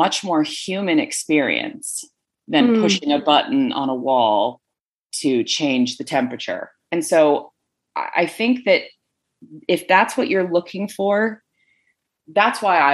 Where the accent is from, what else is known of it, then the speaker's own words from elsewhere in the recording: Connecticut, United States; moved away as an adult; also born or lived in Rhode Island; now in Utah, United States; I grew up in New England on the East Coast for 21 years. And outside of going to college in Rhode Island and growing up in Connecticut